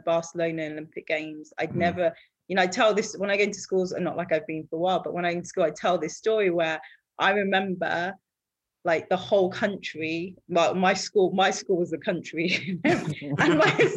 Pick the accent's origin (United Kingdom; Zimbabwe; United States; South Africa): United Kingdom; Harrow, London; also born or lived in Nigeria; when I came back from Nigeria, when I was about six or something, I went to school in Harrow